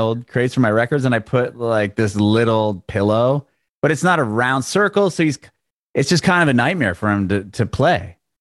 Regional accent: San Diego, California, United States; moved away as an adult; also born or lived in San Francisco; now in Nashville, United States; I grew up in San Diego where you needed a car to do anything.

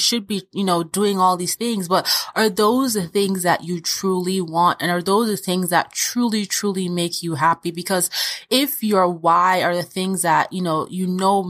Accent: Austria; born there; We moved from Nigeria to Austria, where I was born, because my dad got a really great opportunity.

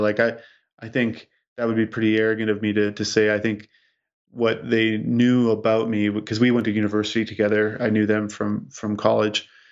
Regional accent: Saskatchewan, Canada; as a kid growing up in Sis-, in Saskatchewan

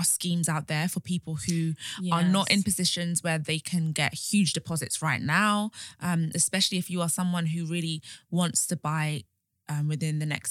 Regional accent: London, United Kingdom; moved away as an adult; also born or lived in Birmingham / Enfield; now in Essex, United Kingdom; I am a Londoner.

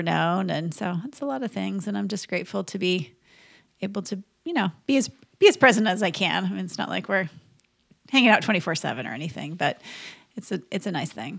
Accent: Minnesota, United States; I grew up in Minnesota

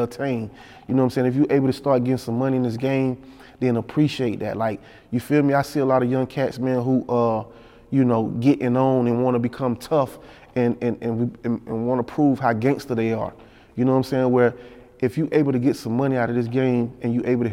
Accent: Panama City, Florida, United States; I'm from a country town. I'm from Panama City, Florida

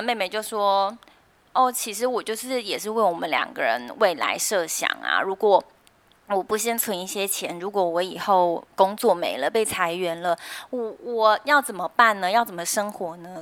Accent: Taiwan; 我们台湾人

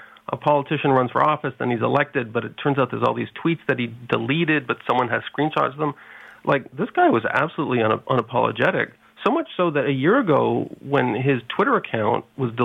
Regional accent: Montreal, Quebec, Canada; Montreal, my hometown

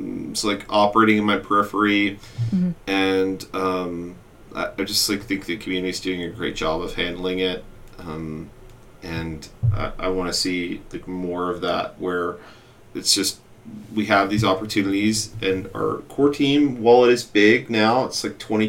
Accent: United States; I'm an American

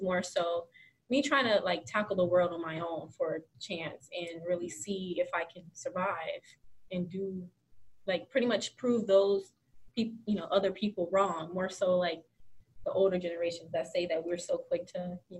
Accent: Compton, California, United States; moved away as an adult; now in Connecticut, United States; I come from a city where giving is valued. I came from Compton, California

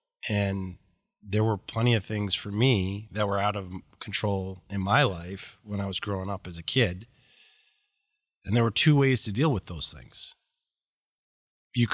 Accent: Boston, Massachusetts, United States; I grew up in outside of Boston in a very affluent suburb of Boston, and life was amazing.

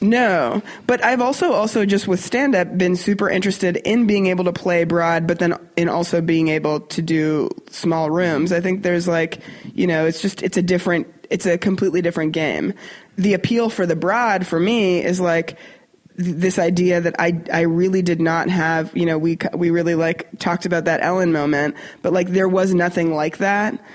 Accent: Canada; moved away as an adult; now in United States; as a Canadian

